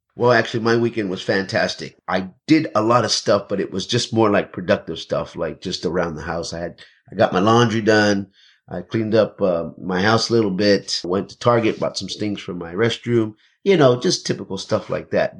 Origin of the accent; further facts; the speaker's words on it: Houston, Texas, United States; also born or lived in San Antonio, Texas; I'm originally from San Antonio, born and raised the early part of my life there. But, you know, my mother moved us to Houston when I was still very young